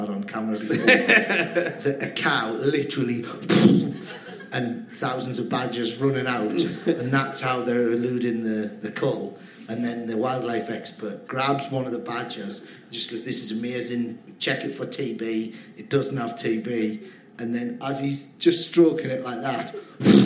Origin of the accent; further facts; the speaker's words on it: Cramlington, North East England, United Kingdom; also born or lived in Newcastle upon Tyne; I was born in Newcastle, yeah. And then I grew up in Cramlington